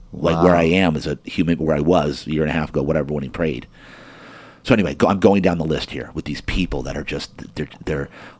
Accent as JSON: {"language": "English", "region": "New Jersey", "country": "United States", "moved": "yes", "said": "I'm from Jersey and I was in the military."}